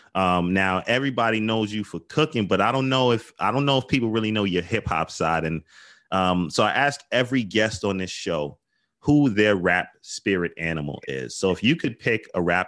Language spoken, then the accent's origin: English; New York City, New York, United States; I grew up in the Bronx